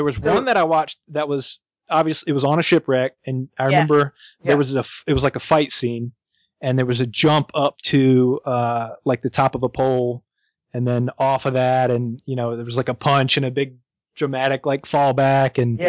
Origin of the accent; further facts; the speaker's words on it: Wilmington, North Carolina, United States; moved away; my hometown of Wilmington, North Carolina. It's where I grew up, spent all my time.